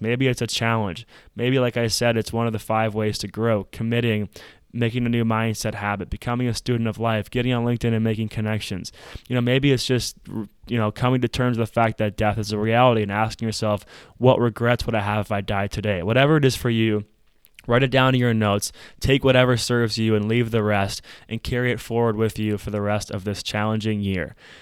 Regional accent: Minnesota, United States; In Minneapolis, we saw something very tragic happen in my home state

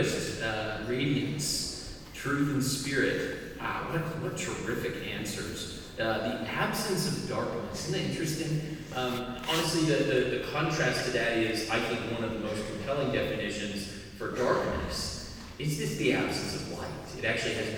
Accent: Arizona, United States; moved away; I come from Arizona originally.

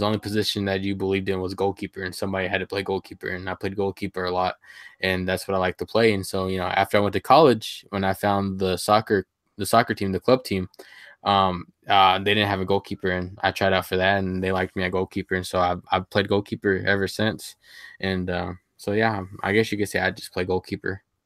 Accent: Sweetwater, Texas, United States; my hometown is, um, Sweetwater, Texas. I'm from the big state of Texas

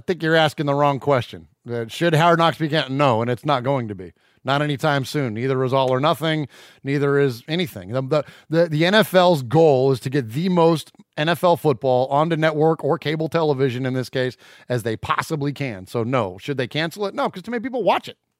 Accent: San Jose, California, United States; also born or lived in Middle Tennessee; now in Nashville area, Tennessee, United States; I'm originally from the Bay Area. I'm from San Jose, California. Born and raised in, uh, have since relocated to Middle Tennessee

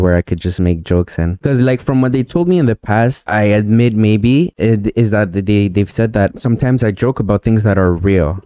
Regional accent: Montreal, Quebec, Canada; I'm from Montreal

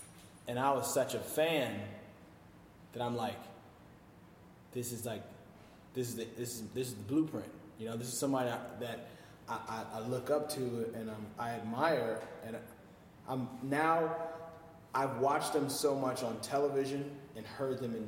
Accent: Chicago, Illinois, United States; moved away; also born or lived in Flint, Michigan / Philadelphia, Pennsylvania; I used to live in Chicago. I grew up in Chicago

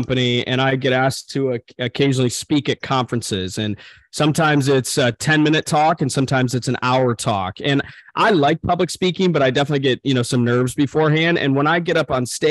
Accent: Michigan, United States; I'm from Michigan

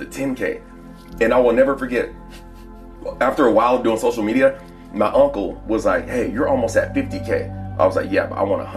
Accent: Plano, Texas, United States; born or raised there; also born or lived in Texarkana, Texas / Dallas, Texas

